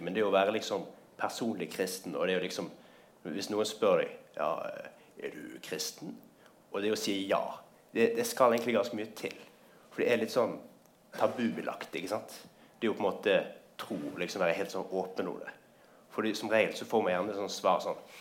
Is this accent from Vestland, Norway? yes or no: yes; Bergen, Vestland, Norway; Jeg kommer fra Bergen.